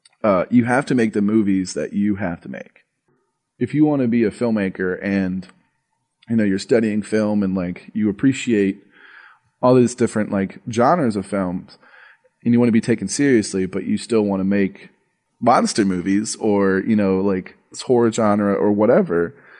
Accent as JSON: {"language": "English", "region": "Arkansas", "country": "United States", "tie": "born there", "said": "I was 4 years old. I was living in Arkansas at the time. I was born in Arkansas."}